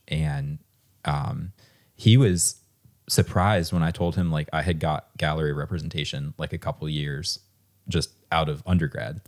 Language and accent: English; Harrisonburg, Virginia, United States; I grew up in Harrisonburg